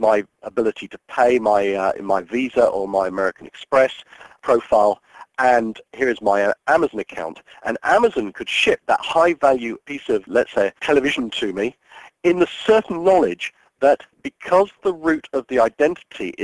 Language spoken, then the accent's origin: English; United Kingdom; I'm a British citizen.